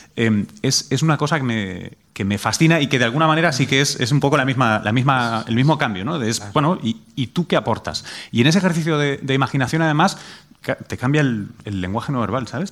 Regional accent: Spain; moved away as an adult; also born or lived in United States; como europeo y español

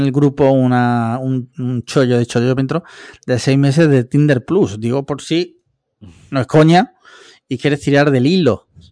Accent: Andalusia, Spain; Lo fui de chico porque en Andalucía de pequeño yo creo que todos hemos sido cofrades

